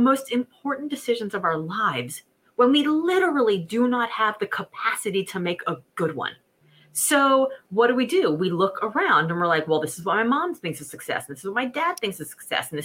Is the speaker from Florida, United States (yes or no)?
yes; Miami, Florida, United States; also born or lived in New York City; I was raised in Miami, Florida